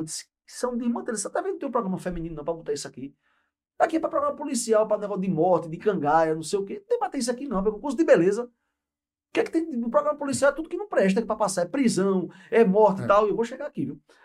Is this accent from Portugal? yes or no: no; Paraíba, Brazil; also born or lived in Pernambuco / Recife / Caruaru; Vim para cá com oito anos de idade, sou pernambucano, mas de tempo, de, de, de vida, eu sou mais paraibano que pernambucano.